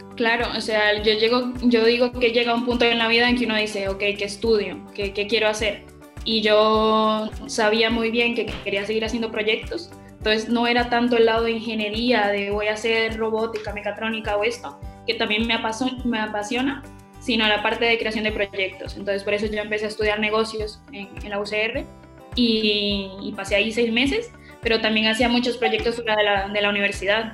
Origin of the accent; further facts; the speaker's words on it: Alajuelita, San José, Costa Rica; moved away as an adult; now in Spain; soy de Alajuelita, soy de Costa Rica